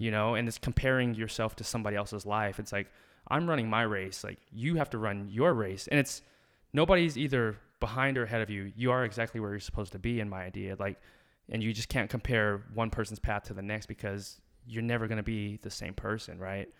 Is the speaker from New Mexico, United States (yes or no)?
yes; Alamogordo, New Mexico, United States; moved away as an adult; also born or lived in Albuquerque, New Mexico / Philadelphia; I was born and raised in Alamogordo, New Mexico.